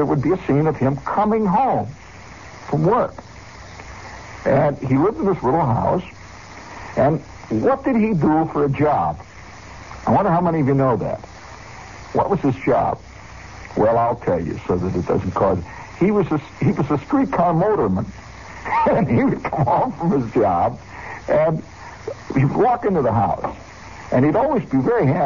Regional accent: Indiana, United States; I'm from Indiana

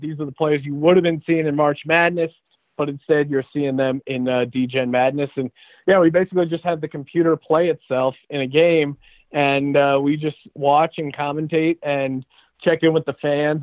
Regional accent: Philadelphia, Pennsylvania, United States; growing up in Philly

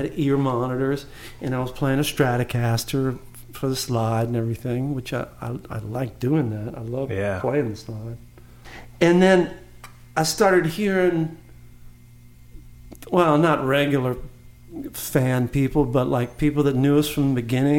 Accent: Santa Monica, California, United States; It's odd for a Southern California guy. I grew up in Santa Monica.

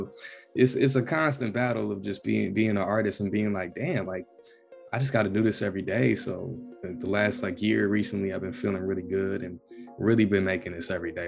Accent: the South, United States; moved away; I grew up in the South too

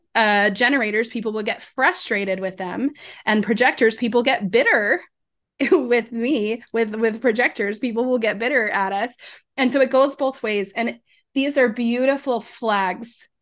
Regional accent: Colorado, United States; I grew up in Colorado, so Rocky Mountains

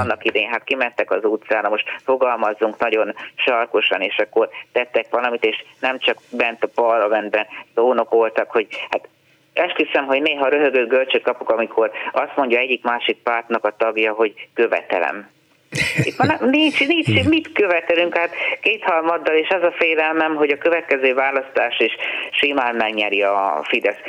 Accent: Hungary; olyan büszke voltam, hogy magyar vagyok

